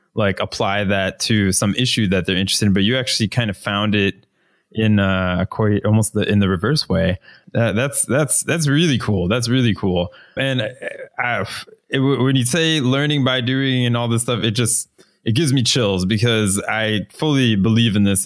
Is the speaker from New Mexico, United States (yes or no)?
no; Florida, United States; moved away; I'm originally from the United States. I'm from Florida, which is about one of the flattest places